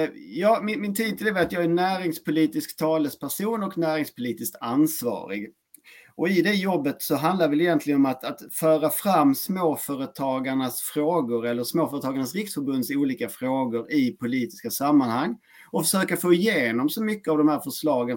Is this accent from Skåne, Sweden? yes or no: yes; Skåne, Sweden; accent: Skåne dialect (skånska); now in Växjö, Sweden; jag är en man bosatt i Växjö. Eh, uppburen från Skåne egentligen och där har min skånska dialekt som är relativt tydlig